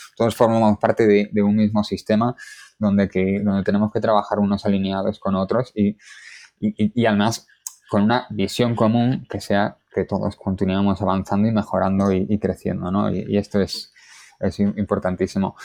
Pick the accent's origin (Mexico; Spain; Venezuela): Spain; Galicia; now in Madrid, Spain; soy gallego y esto marca mucho de mí